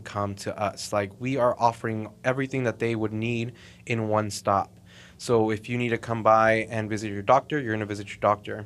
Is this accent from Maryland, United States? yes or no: no; Fort Worth, Texas, United States; also born or lived in Mexico; born and raised here in Fort Worth